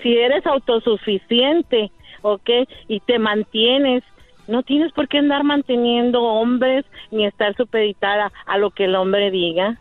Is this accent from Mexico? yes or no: yes; Monterrey, Nuevo León, Mexico; yo soy regia